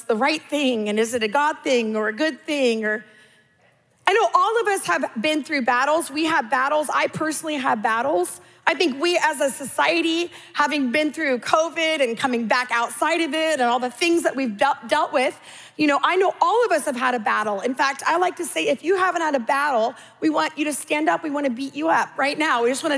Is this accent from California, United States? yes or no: yes; California, United States; I'm Californian